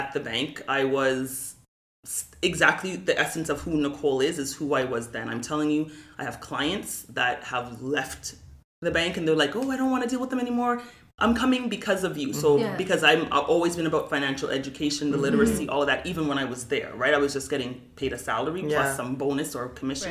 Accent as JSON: {"language": "English", "town": "Toronto", "region": "Ontario", "country": "Canada", "tie": "born or raised there", "said": "I grew up in Galloway, which is an economically challenged area."}